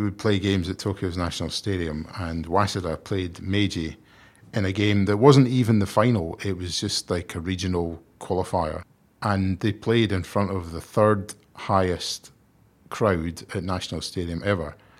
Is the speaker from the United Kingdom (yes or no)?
yes; Scotland, United Kingdom; Despite being Scottish